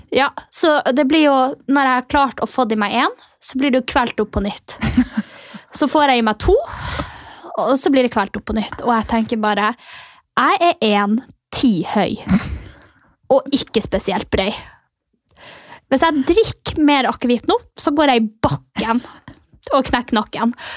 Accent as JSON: {"language": "Norwegian", "region": "Finnmark", "country": "Norway", "said": "Jeg kommer jo fra Finnmark. Stolt nordlending, sinna nordlending"}